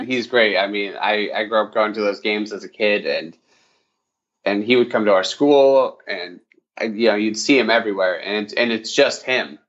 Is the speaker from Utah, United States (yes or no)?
yes; Utah, United States; I grew up in Utah